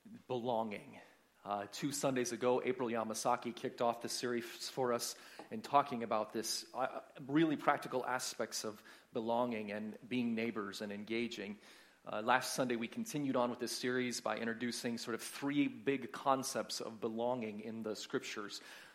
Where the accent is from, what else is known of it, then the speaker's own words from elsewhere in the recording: United States; moved away; I'm from the States